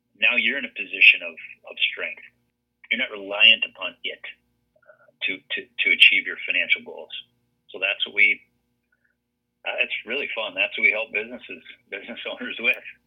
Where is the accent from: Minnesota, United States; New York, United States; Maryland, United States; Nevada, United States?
Minnesota, United States; Brainerd; born and raised in Brainerd, uh, Brainerd, Minnesota